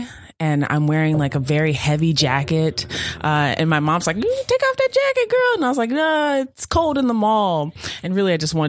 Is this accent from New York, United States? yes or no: no; Virginia, United States; born or raised there